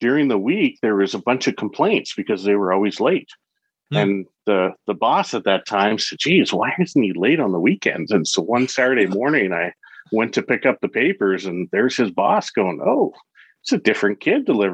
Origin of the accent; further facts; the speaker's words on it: Calgary, Alberta, Canada; I'm Canadian, so I grew up in Calgary, Alberta, Canada.